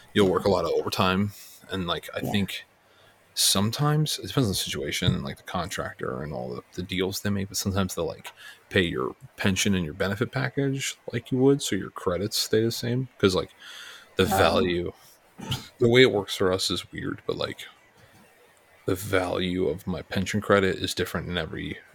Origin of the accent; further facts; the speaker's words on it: New York, United States; also born or lived in Bay Area, California; I'm from New York.